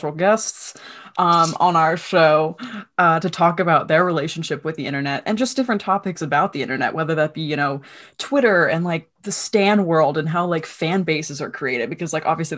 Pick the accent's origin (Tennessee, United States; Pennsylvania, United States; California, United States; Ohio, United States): Pennsylvania, United States; Allentown; I am from Allentown, Pennsylvania